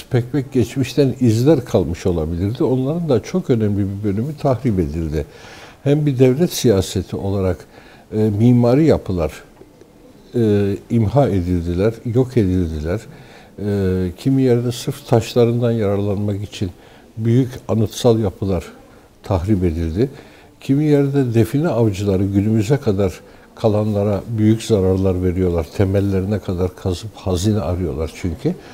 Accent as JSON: {"language": "Turkish", "region": "Istanbul", "country": "Turkey", "tie": "born there", "said": "1953 yılında İstanbul'da doğdum."}